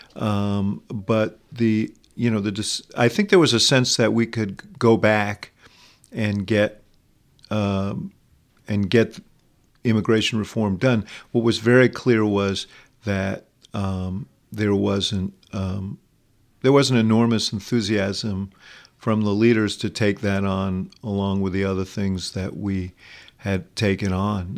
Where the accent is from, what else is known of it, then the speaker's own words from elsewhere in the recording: New York City, New York, United States; I grew up in Manhattan